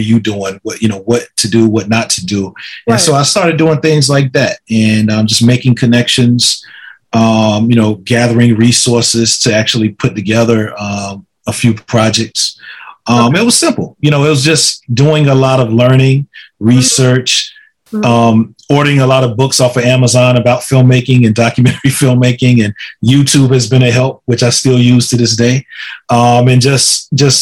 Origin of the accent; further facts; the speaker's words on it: Laurinburg, North Carolina, United States; It's a historic black boarding and day school in my hometown.